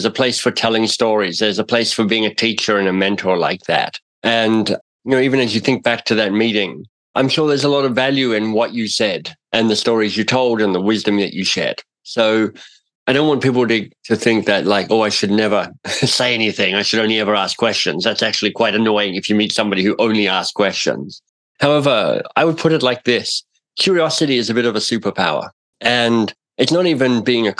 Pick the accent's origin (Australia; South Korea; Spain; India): Australia; now in Toronto, Canada; I'm in Toronto. I'm itinerant. I'm an Australian.